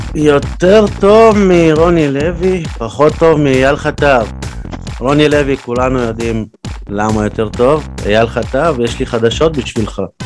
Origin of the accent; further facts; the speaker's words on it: Be'er Sheva, Southern District, Israel; now in Tel Aviv, Israel; אני גדלתי בצמוד לשכונה הזאת ומה שאני מכיר זה מה שהיה בסדרה